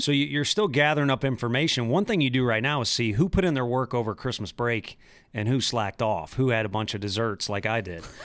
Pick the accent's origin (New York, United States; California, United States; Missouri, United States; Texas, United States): Missouri, United States; St. Louis; I'm from Saint Louis. You have to respect the Cardinals, especially when you grow up